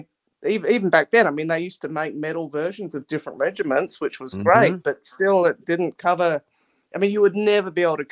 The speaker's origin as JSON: {"language": "English", "town": "Adelaide", "region": "South Australia", "country": "Australia", "tie": "born or raised there", "said": "I grew up in Adelaide, South Australia"}